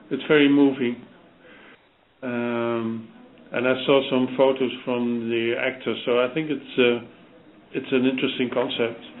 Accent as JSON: {"language": "English", "country": "Netherlands", "said": "I'm I'm originally from the Netherlands."}